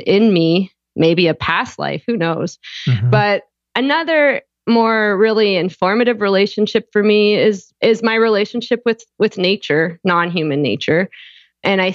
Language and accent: English; just outside Toronto, Ontario, Canada; born or raised there; also born or lived in Houston, Texas, United States / Austria